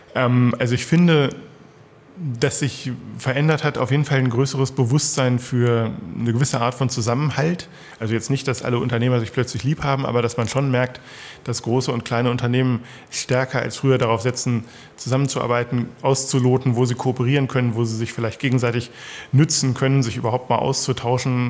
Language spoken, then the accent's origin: German; Sarstedt, Lower Saxony, Germany; ich komme aus Saarstedt